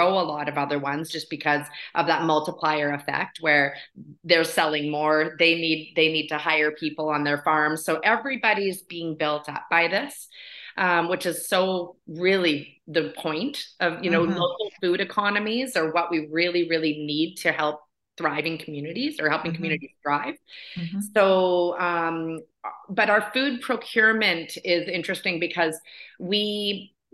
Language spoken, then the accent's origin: English; Vancouver Island, British Columbia, Canada; moved away as an adult; also born or lived in Haida Gwaii, Canada; now in Huntsville, Canada; I was raised on Vancouver Island, and then I lived up in Haida Gwaii for 20 years before I moved here.